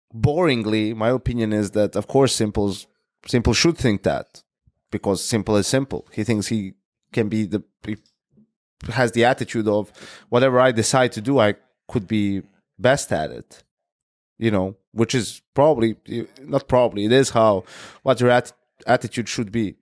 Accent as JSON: {"language": "English", "country": "Serbia", "tie": "born or raised there", "said": "my hometown where I was born is not Belgrade, right? It's like a smaller town. It's called Krawilec"}